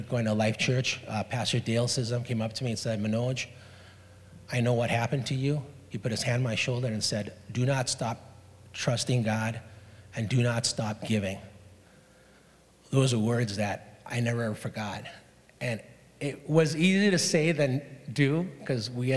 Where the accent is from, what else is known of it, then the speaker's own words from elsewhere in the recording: Hong Kong; moved away; I was born and raised in Hong Kong